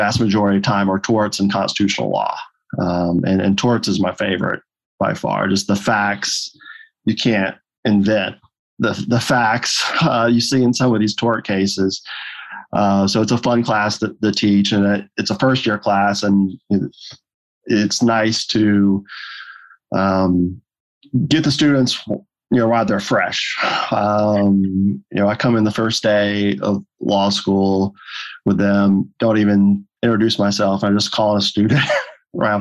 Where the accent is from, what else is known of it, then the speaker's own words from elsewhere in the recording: Fulton County, Georgia, United States; I was born in Fulton County